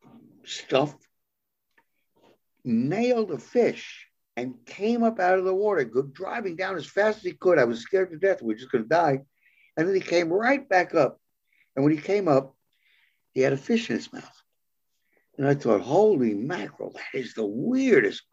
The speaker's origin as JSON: {"language": "English", "town": "New York City", "region": "New York", "country": "United States", "said": "I was from New York City."}